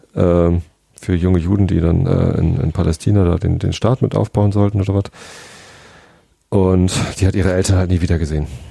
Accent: Lower Saxony, Germany; also born or lived in Hamburg; Ich bin Niedersachse. Äh, ich bin auch in Niedersachsen aufgewachsen.

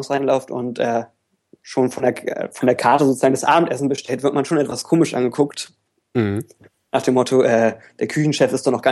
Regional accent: Berlin, Germany; ich ich, ich komme ursprünglich auch aus Berlin.

